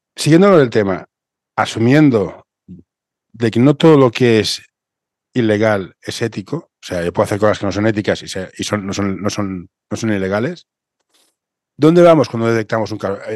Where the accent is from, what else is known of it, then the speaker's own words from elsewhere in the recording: Catalonia, Spain; yo soy catalán